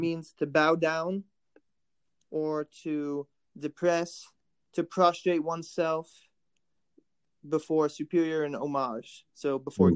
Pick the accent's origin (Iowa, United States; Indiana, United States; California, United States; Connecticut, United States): Indiana, United States; Warsaw; also born or lived in Kentucky; born in Warsaw, Indiana, and uh, I've uh, been in Indiana most of my life